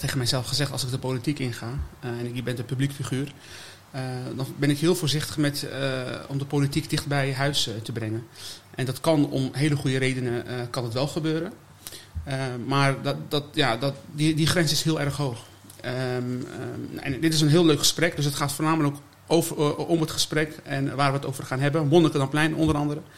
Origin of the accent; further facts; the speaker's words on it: Almere, Flevoland, Netherlands; moved away as an adult; also born or lived in Amersfoort; now in The Hague, Netherlands; Almere, dat is, daar is het echt gebeurd. Ja, daar heb ik mijn mijn basisschool, middelbare school